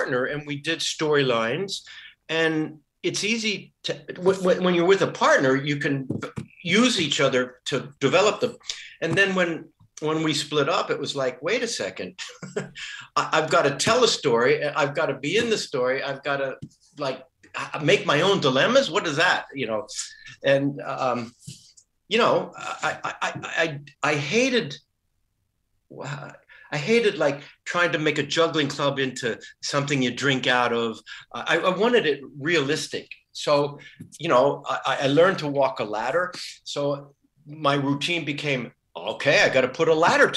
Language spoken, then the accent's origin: English; United States; now in Germany; I am American. I just happen to be in Germany now.